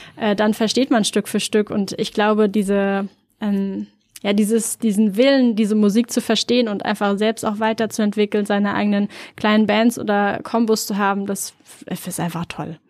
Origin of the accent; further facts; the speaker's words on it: near Frankfurt am Main, Hesse, Germany; also born or lived in Norway; now in Berlin, Germany; Ich komme ursprünglich aus der Nähe von Frankfurt, Frankfurt am Main